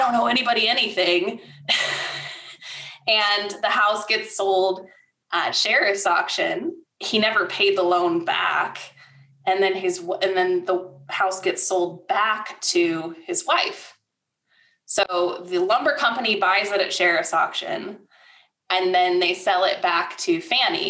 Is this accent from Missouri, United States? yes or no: no; Michigan, United States; moved away as an adult; now in Tulsa, United States; I come from Michigan